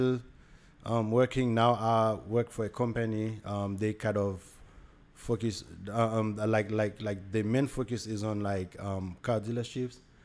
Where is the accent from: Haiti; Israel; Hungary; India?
Haiti; English is a second language; moved away as an adult; now in United States; I'm from Haiti. I'm 34 now. I moved here when I was like 21.